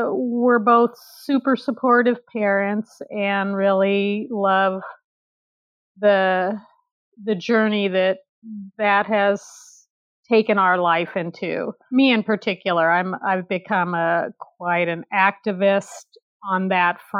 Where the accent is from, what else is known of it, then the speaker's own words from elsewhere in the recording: California, United States; also born or lived in Nigeria; I'm a California girl, born and raised in California